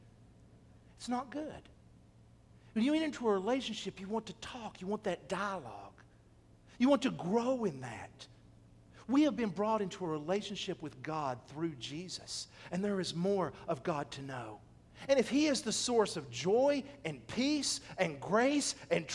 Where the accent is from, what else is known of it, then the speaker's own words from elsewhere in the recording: Athens, United States; My hometown of Athens